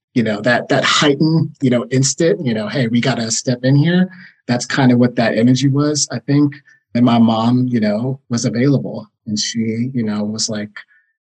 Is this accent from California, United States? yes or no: no; Knoxville, Tennessee, United States; I was born in Knoxville, Tennessee.